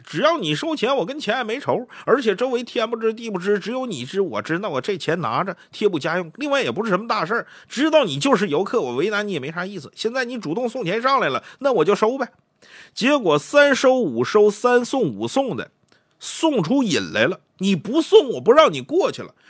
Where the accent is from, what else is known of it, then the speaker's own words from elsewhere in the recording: China; 我们中国人